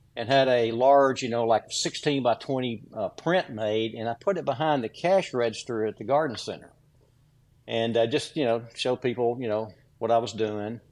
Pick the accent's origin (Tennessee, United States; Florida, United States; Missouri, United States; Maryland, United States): Tennessee, United States; Williamson County, south of Franklin; I grew up in uh, rural, rural Williamson County, uh, south of Franklin, Tennessee, on a farm